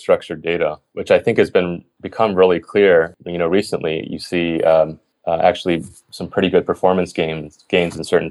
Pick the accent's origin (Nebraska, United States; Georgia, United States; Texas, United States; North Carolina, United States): Georgia, United States; Atlanta; moved away; also born or lived in Berkeley / Stanford; I'm from the East Coast, Atlanta